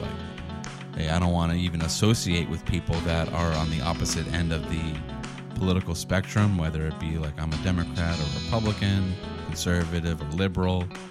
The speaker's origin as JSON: {"language": "English", "town": "Boston", "region": "Massachusetts", "country": "United States", "tie": "born or raised there", "said": "I grew up in the Northeast in Boston"}